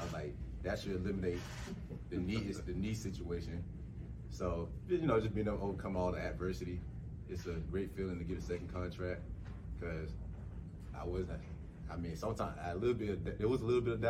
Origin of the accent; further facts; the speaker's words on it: Florida, United States; I'm born and raised in Florida